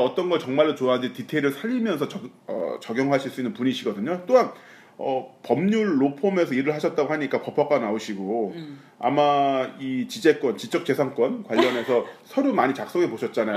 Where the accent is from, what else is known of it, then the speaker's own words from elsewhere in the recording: Pyeongtaek, Gyeonggi Province, South Korea; 평택 송탄 지나갈 때 저희 본가 옆에 지나가요